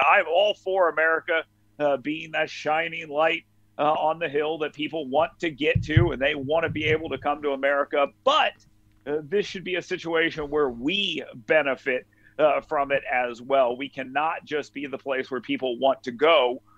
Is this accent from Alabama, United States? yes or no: yes; North Alabama, United States; I'm from North Alabama.